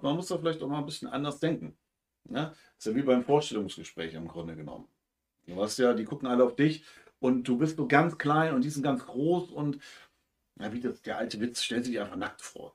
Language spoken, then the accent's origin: German; Hamburg, Germany; Bei uns in Hamburg